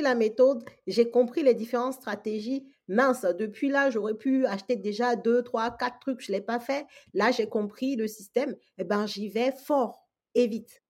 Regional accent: Togo; moved away as an adult; now in France; je suis absolument pas née en France, je suis togolaise, donc euh, de l'Afrique de l'Ouest. J'ai fait mes études primaires, secondaires, j'ai eu mon bac au Togo et ensuite je suis arrivée en France en fait pour mes études supérieures

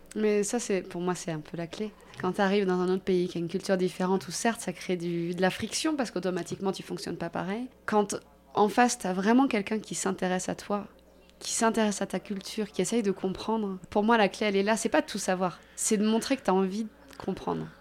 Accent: France; nous, en tant que Français

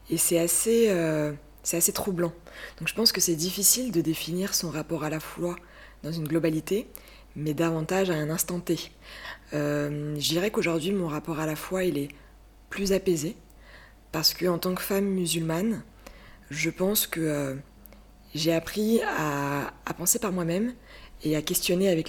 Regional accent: Burgundy, Bourgogne-Franche-Comté, France; now in Île-de-France, France; j'ai 26 ans, j'habite euh, en Ile-de-France, euh, j'ai grandi en Bourgogne

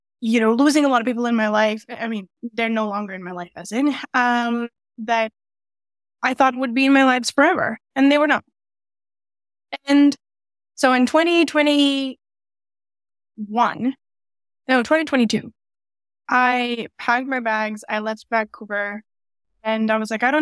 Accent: Dubai, United Arab Emirates; moved away as an adult; now in Canada; I moved from Dubai, is where I was raised, and rather the Gulf region. And I moved from there to Canada in 2017, 2018

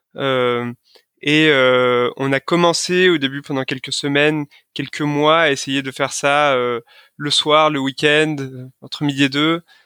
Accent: Lyon, Auvergne-Rhône-Alpes, France; je suis originaire de Lyon

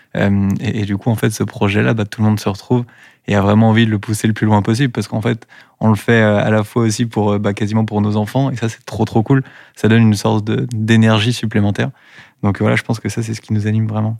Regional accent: Dinard, Brittany, France; now in Rennes, France; moi je suis né à Dinard

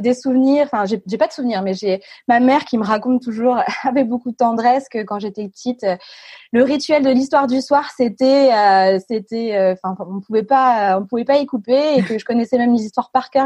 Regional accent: a small village near Reims, Grand Est, France; moved away as an adult; now in Lille, France; Je suis née à Reims. j'ai grandi dans un petit village à côté de 550 âmes.

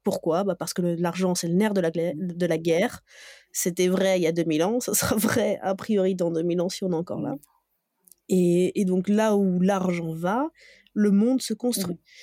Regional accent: Dijon, Bourgogne-Franche-Comté, France; je viens de Dijon à la base

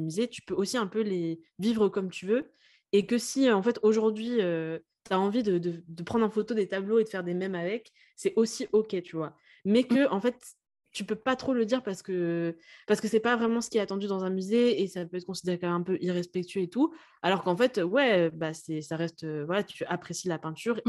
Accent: Lille, Hauts-de-France, France; moved away; je viens, enfin je suis née à Lille à la base

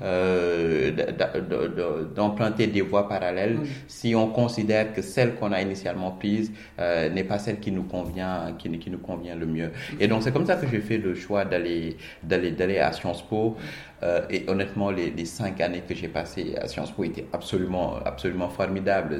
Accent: Dakar, Senegal; also born or lived in Petite Côte, Senegal; je suis né à, à Dakar, je suis très attaché à la Petite Côte

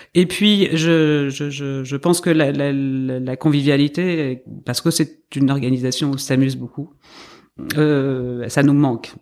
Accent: north of France, France; je viens du nord de la France

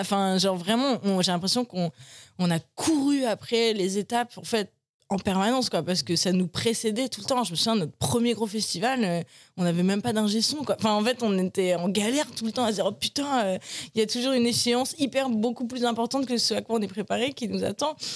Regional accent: Paris, Île-de-France, France; je suis né à Paris j'ai grandi à Paris

